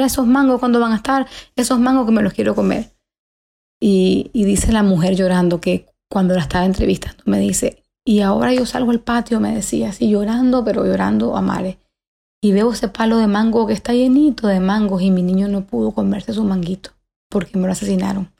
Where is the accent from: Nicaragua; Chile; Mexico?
Nicaragua; moved away; nosotros como nicaragüenses